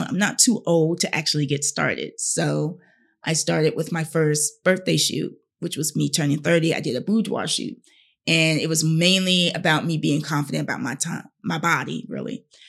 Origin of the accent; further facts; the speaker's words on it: Fayetteville, North Carolina, United States; I'm from Fayetteville, North Carolina